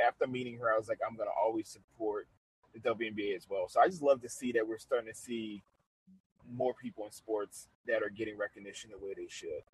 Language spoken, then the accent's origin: English; New Orleans, Louisiana, United States; I love my hometown. I'm from New Orleans, Louisiana